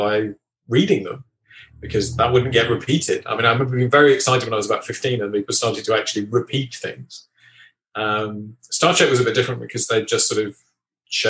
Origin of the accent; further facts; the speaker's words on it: England, United Kingdom; I'm English